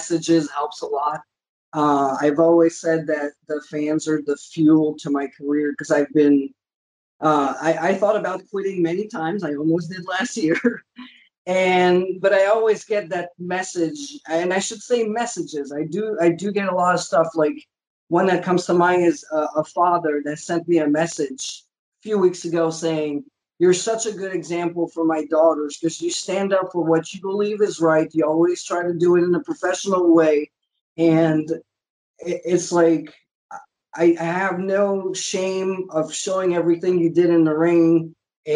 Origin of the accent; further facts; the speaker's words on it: Canada; We're both Canadian